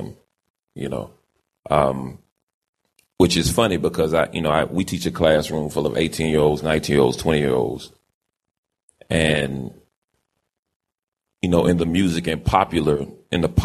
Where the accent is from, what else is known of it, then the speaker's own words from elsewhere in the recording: Winston-Salem, North Carolina, United States; I'm from Winston-Salem, North Carolina, born and raised